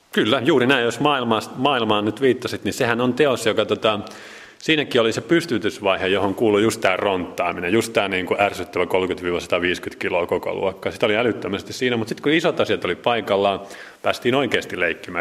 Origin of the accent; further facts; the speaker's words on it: Jyväskylä, Central Finland, Finland; also born or lived in Nurmijärvi / Helsinki / Sweden; now in Salo, Finland; olen alun perin Jyväskyläläinen